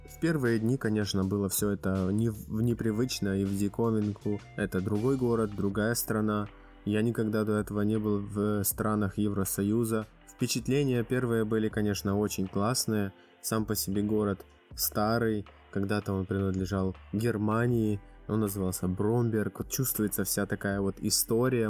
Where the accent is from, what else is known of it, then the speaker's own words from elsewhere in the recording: Bila Tserkva, Kyiv Oblast, Ukraine; moved away as an adult; now in Poznań, Poland; Я родился и вырос э, в Киевской области, в городе Белая Церковь, Украина